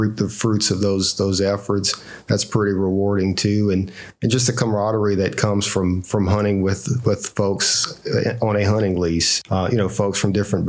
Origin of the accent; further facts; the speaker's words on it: Marksville, Louisiana, United States; I'm actually from Marksville, Louisiana